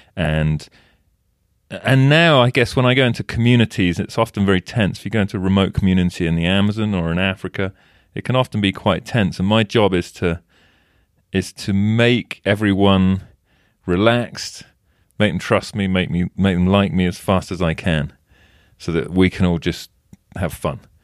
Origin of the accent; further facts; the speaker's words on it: England, United Kingdom; now in United States; I'm English and I live in the States